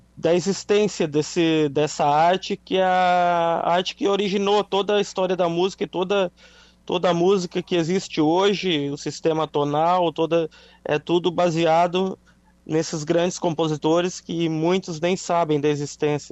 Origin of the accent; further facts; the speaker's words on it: Araranguá, Santa Catarina, Brazil; moved away; minha cidade natal, Araranguá